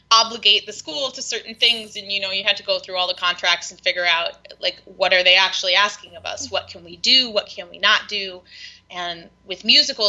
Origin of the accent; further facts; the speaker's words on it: South Carolina, United States; moved away; I grew up in South Carolina.